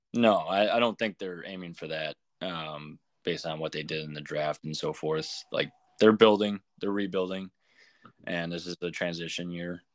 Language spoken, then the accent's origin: English; Chicago, Illinois, United States; Chicago Blackhawks, my hometown team.